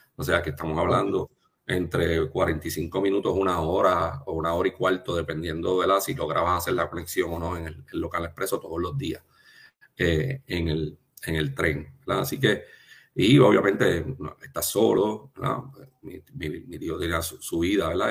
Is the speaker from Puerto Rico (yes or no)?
yes; Trujillo Alto, Puerto Rico; also born or lived in United States / Ponce; Yo soy original de Trujillo Alto. Nací, y me crié en Trujillo Alto.